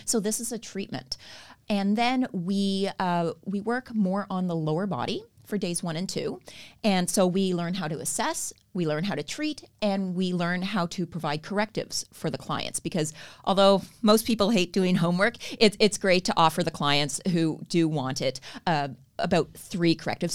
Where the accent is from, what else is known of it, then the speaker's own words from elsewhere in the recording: Canada; accent: Canadian; moved away as an adult; now in Australia; I moved from Canada, as you can probably tell, I have Canadian accent